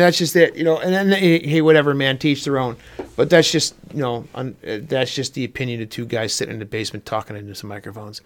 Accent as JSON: {"language": "English", "region": "Pennsylvania", "country": "United States", "tie": "born or raised there", "said": "you and I grew up in the Pennsylvania woods"}